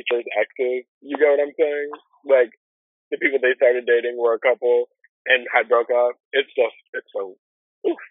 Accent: Florida, United States; I'm born and raised in Florida

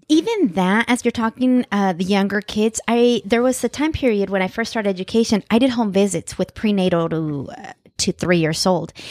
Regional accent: Central Valley, California, United States; growing up in the Central Valley

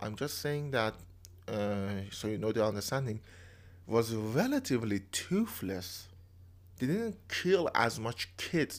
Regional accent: Isfahan, Iran; moved away; also born or lived in Tehran; I was born in Isfahan, which is kind of a, a rich city which has a lot of amenities, and then I came to Tehran

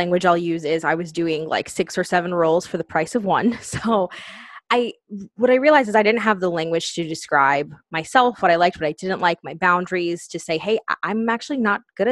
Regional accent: United States; I am from the New Jersey, New York City area.

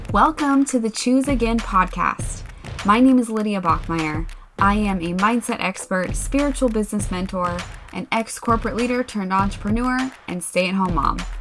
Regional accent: Pacific Northwest, United States; I grew up in the Pacific Northwest

